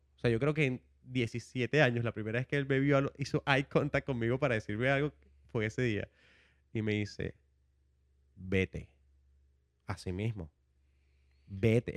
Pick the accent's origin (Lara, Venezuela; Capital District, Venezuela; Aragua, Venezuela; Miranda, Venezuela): Capital District, Venezuela; Caracas; moved away as an adult; now in United States; un joven venezolano, vengo de Caracas, tengo en los Estados Unidos desde el 2007